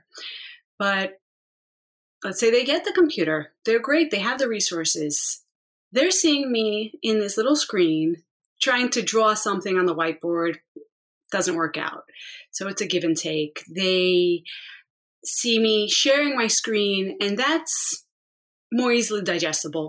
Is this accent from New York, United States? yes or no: yes; New York City, New York, United States; now in Long Island, United States; I grew up mostly in the Bronx